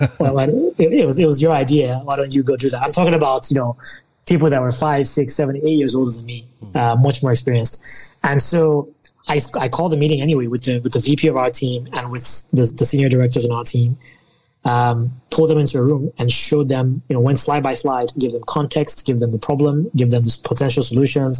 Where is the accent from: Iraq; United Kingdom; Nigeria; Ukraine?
Nigeria; I'm Nigerian